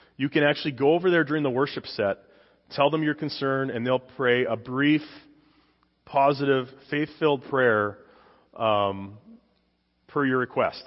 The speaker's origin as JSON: {"language": "English", "region": "Saskatchewan", "country": "Canada", "moved": "yes", "said": "I came from Canada. I'm a dual citizen now, but I came from Canada."}